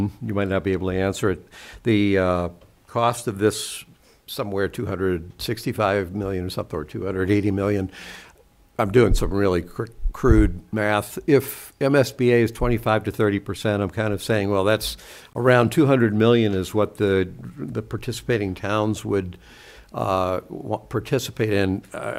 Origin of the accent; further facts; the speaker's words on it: Seekonk, Massachusetts, United States; now in Medfield, United States; as a native, as someone who grew up in Seekonk, in all my entire life